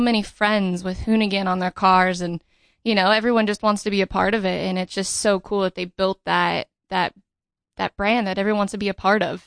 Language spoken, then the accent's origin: English; Riverside, California, United States; I grew up in, uh, Riverside, California.